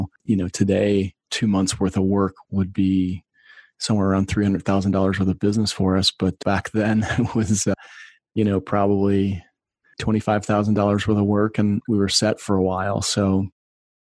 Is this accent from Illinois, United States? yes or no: yes; outside of Chicago, Illinois, United States; I grew up outside of Chicago